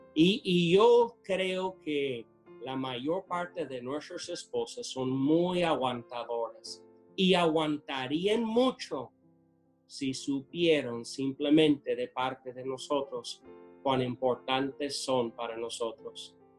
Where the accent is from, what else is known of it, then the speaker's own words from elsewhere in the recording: United States; Spanish is a second language; moved away as an adult; now in Tula, Mexico; Yo siendo americano en Estados Unidos celebramos el Día de Acción de Gracias.